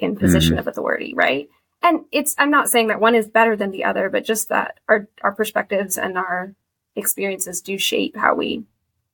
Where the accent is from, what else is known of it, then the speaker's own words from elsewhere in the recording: Kansas, United States; moved away as an adult; now in Boston, United States; I live in Boston, work in Boston now, but I'm from Kansas.